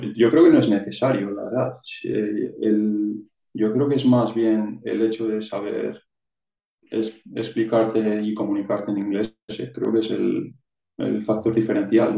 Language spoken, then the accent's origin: Spanish; Vitoria, Basque Country, Spain; moved away as an adult; now in Switzerland; soy de, de Vitoria oficialmente en el siempre he vivido en un, pueblo pequeño